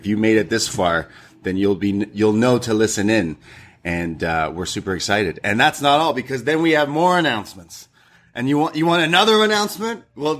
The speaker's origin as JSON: {"language": "English", "town": "Toronto", "region": "Ontario", "country": "Canada", "tie": "born or raised there", "said": "I am from Toronto growing up."}